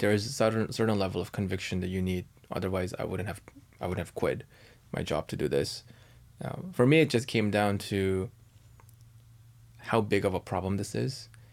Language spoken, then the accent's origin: English; Canada; now in United States; I'm Canadian